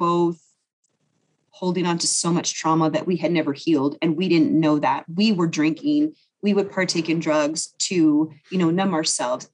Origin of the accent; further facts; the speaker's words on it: Las Vegas, Nevada, United States; moved away as an adult; now in California, United States; growing up in Vegas